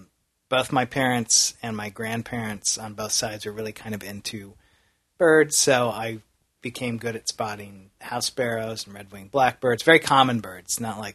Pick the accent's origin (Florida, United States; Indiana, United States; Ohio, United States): Indiana, United States; growing up in Indiana